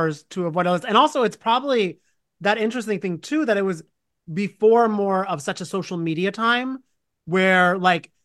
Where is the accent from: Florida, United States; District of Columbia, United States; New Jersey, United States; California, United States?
New Jersey, United States; I'm from Jersey